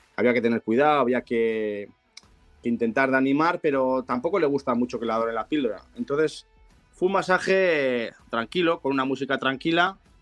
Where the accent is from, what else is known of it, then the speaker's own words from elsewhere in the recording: Bilbao, Basque Country, Spain; yo soy de Bilbao